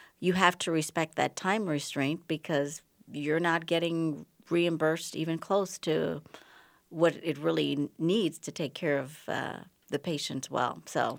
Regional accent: Bahamas; moved away as an adult; now in United States; I'm originally from the Bahamas, but I've lost most of my accent because I came here for college at McAllister and did my medical school training at the University of Minnesota

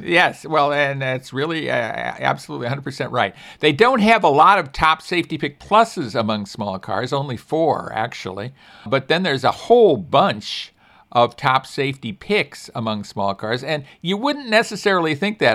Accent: Chicago, Illinois, United States; moved away; I grew up in Chicago with below zero weather frequently

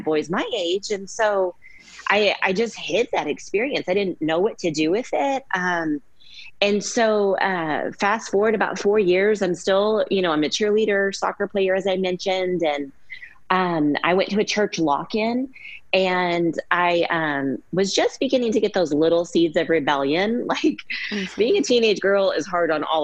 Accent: Keller, Texas, United States; also born or lived in Dallas, Texas; I was born in Dallas, Texas, and my family moved to Keller, which is a small, quiet, safe suburb of Fort Worth when I was about 5 years old

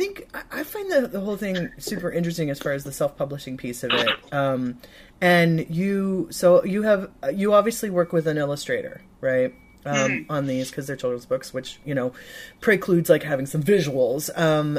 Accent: Michigan, United States; I'm from Michigan, but my cousin lives in Wisconsin

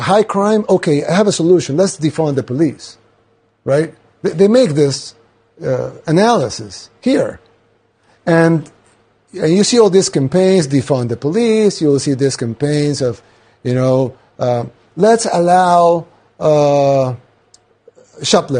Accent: El Salvador; I'm from El Salvador, a third world country in Central America.

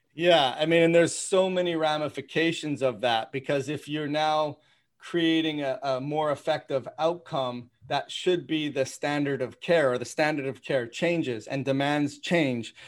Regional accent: Toronto, Ontario, Canada; I grew up in Toronto

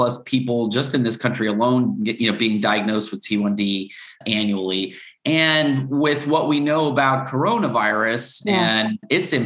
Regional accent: South Florida, United States; I grew up in South Florida

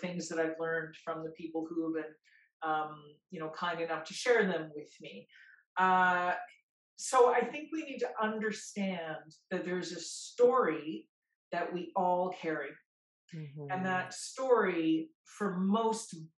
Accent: Peace River, Alberta, Canada; growing up in Peace River, which in Cree is known as Sagatawa

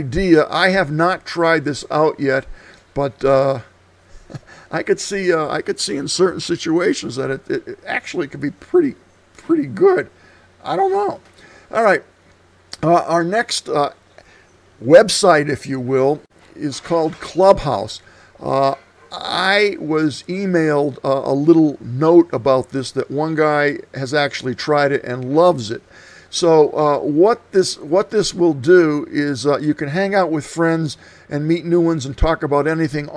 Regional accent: Scranton, Pennsylvania, United States; born or raised there; now in Prescott, United States

